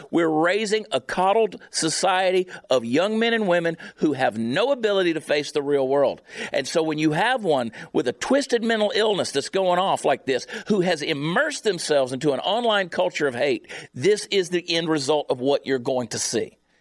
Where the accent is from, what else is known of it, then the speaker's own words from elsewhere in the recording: the South, United States; I grew up in the South